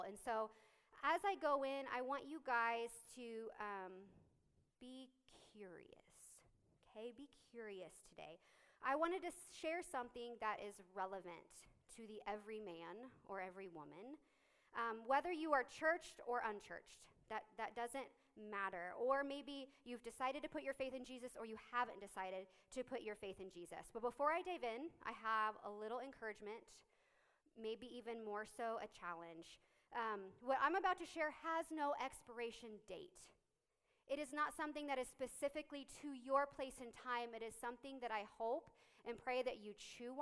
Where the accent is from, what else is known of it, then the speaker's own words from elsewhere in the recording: Lindsborg, Kansas, United States; I grew up in Lindsberg, like 20 minutes away. Was there, went to church there, was raised there, went to K-State in 2007